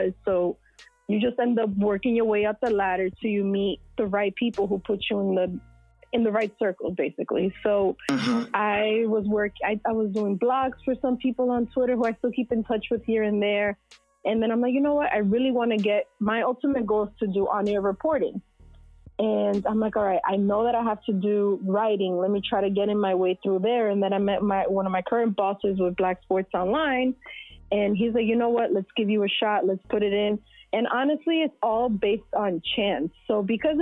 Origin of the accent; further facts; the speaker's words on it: New York City, New York, United States; born and raised in New York City